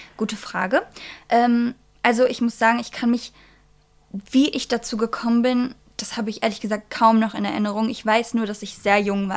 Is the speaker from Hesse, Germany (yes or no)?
no; Bielefeld, North Rhine-Westphalia, Germany; ich komme aus Bielefeld